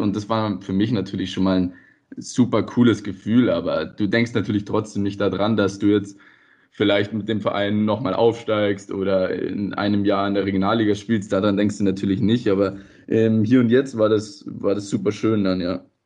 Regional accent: Rosenheim, Bavaria, Germany; moved away as an adult; also born or lived in Ried, Austria; now in Ried im Innkreis, Austria; Ich komme ursprünglich aber aus Bayern, aus Rosenheim

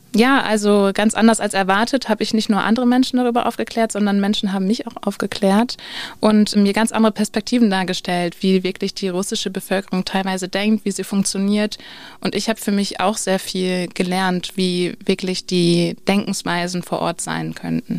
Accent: Switzerland; ich komme aus der Schweiz

